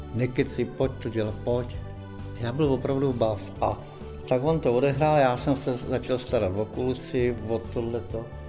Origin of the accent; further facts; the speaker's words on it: near Rabí, Plzeň Region, Czechia; Já pocházím kousek tady odsaď od Rábí z Buditit